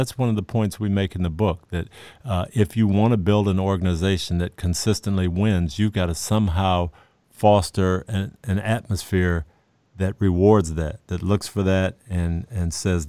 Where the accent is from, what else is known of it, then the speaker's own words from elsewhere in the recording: Michigan, United States; And I go back to my days in growing up in Michigan and playing pickup basketball